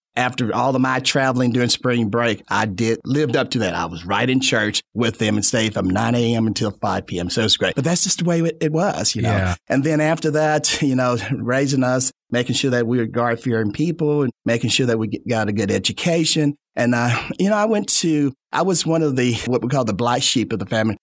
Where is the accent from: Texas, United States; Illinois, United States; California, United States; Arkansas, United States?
Arkansas, United States; Fayetteville; I was back into my hometown, Fayetteville